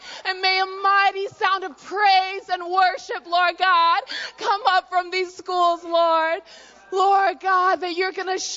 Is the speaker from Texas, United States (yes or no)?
no; Virginia Beach, Virginia, United States; I'm from Virginia Beach, Virginia